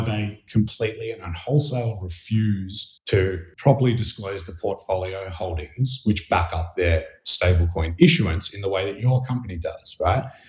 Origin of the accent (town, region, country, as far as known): Australia; now in New York City, United States